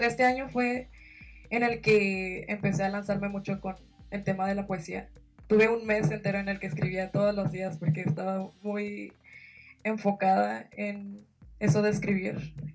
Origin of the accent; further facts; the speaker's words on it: Sinaloa, Mexico; yo soy de México, en Sinaloa, que es prácticamente un poquito más abajo del norte